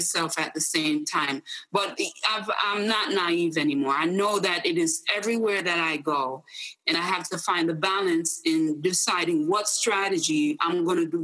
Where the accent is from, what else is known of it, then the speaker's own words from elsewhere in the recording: Jamaica; who I was as a Jamaican woman